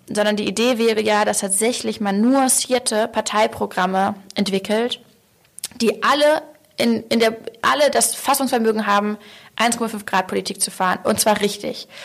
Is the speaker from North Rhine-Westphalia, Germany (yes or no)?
no; Hamburg, Germany; ich spreche ja schon ja als Hamburgerin